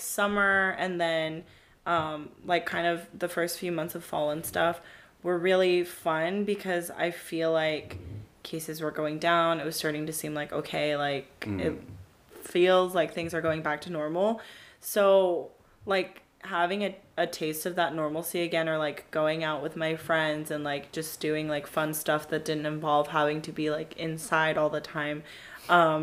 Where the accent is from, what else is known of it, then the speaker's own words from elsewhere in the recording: California, United States; born and raised in California